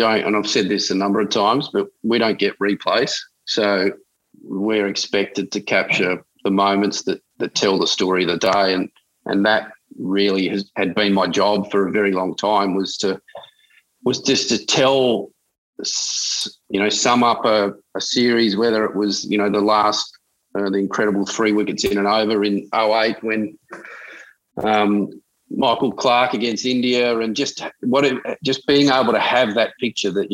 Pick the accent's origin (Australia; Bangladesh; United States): Australia; Adelaide, South Australia; now in Sydney, Australia; as a kid, growing up in Adelaide, I've been in Sydney 20-odd years